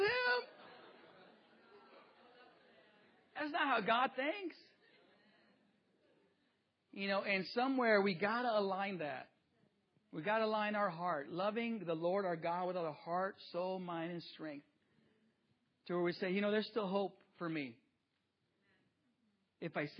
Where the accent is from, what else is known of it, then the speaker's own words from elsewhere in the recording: Mecca, California, United States; also born or lived in Jiquilpan, Mexico; growing up in the metropolis of seven streets, one stoplight in Mecca, California, in the east part of the Coachella Valley, back before Coachella was Coachella. I grew up there